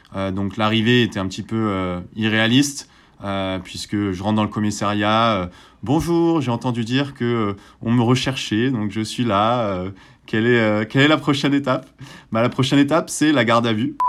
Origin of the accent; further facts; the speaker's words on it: Marseille, Provence-Alpes-Côte d'Azur, France; j'ai grandi à, à Marseille